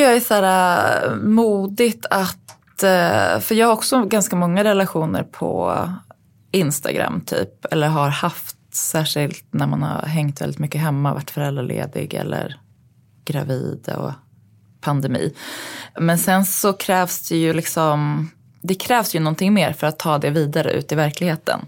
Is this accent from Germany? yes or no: no; Uppsala, Uppsala County, Sweden; also born or lived in New York; min uppväxt i Uppsala